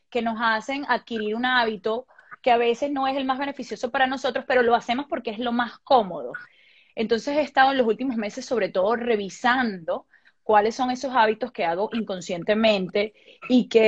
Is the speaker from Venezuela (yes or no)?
yes; Venezuela; Y yo le digo, soy de Venezuela. Y me dice, eres la novena venezolana que visita mi tienda en dos semanas.